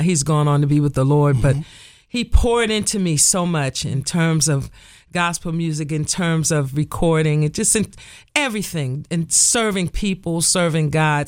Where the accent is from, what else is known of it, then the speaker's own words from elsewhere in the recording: Nutley, New Jersey, United States; I grew up in the First Baptist Church of Nutley, New Jersey